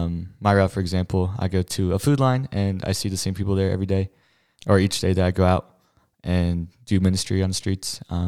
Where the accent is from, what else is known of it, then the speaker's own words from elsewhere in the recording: New Jersey, United States; I'm also a second-year missionary with Grace, and I'm from New Jersey.